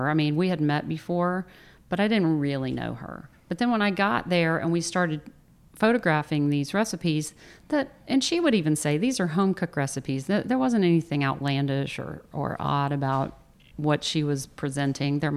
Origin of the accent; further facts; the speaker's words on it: the South, United States; as a Southerner who understands gravy, I never thought that's exactly what he's doing.